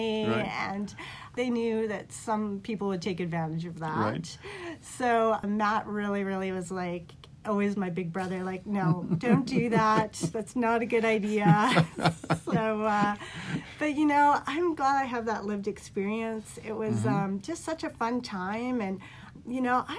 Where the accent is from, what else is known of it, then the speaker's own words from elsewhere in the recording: Vancouver, British Columbia, Canada; I was born in Vancouver